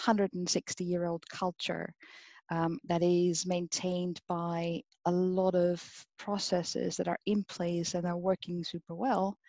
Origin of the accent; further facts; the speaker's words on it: Austria; moved away; also born or lived in Vienna; I'm not directly from Vienna. I'm a country girl, but I studied in Vienna